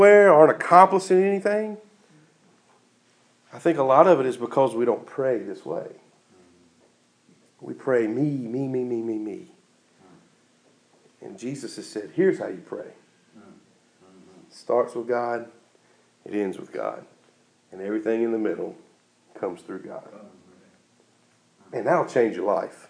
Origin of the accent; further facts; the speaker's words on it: United States; American Christians